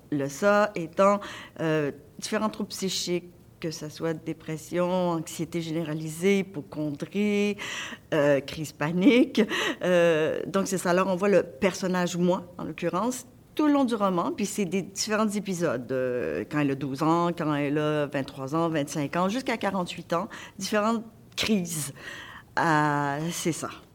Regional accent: Montreal, Quebec, Canada; Moi, je viens de l'Est de, de, de Montréal

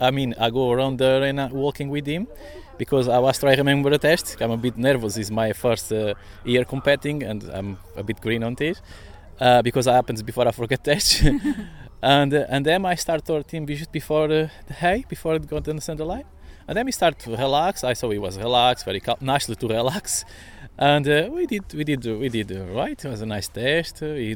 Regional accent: Brentwood, East of England, United Kingdom; I'm from Brentwood, Essex

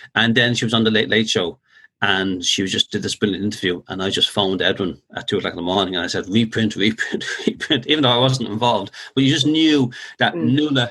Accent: Dublin, Leinster, Ireland; born or raised there

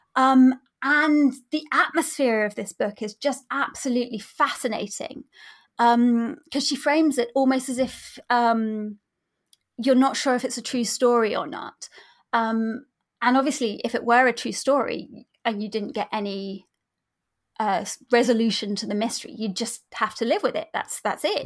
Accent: near the New Forest, Hampshire, South East England, United Kingdom; I grew up near the New Forest, um, in Hampshire.

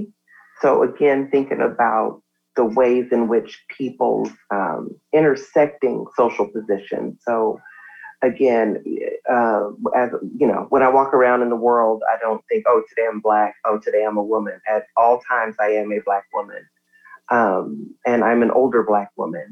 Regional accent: Compton, California, United States; I am from Compton

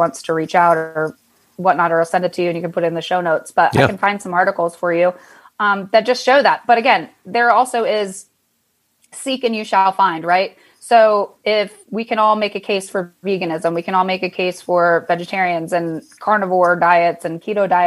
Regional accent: Pennsylvania, United States; I was actually born and raised in Pennsylvania

